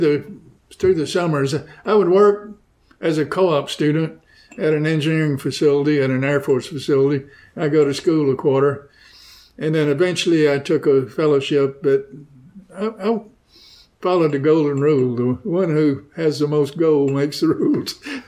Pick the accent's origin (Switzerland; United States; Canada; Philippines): United States; Shelbyville, Tennessee; born or raised there